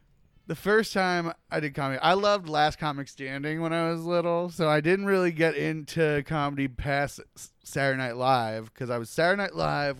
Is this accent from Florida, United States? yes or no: yes; Gulf Breeze, Florida, United States; born or raised there; also born or lived in Brooklyn, New York